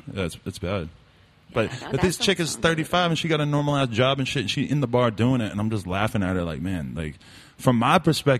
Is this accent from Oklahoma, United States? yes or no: no; Boston, Massachusetts, United States; growing up in the Boston area and stuff, it was like I was into hardcore bands and stuff like that.